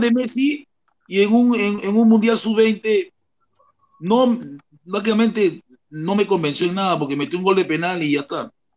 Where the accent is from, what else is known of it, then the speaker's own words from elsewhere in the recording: Peru; yo nací en Perú, pero no tengo nada peruano